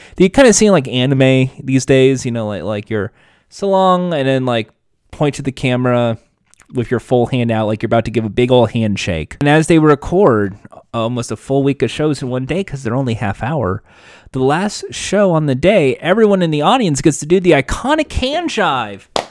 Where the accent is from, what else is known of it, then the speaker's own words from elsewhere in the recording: United States; 'cause I'm American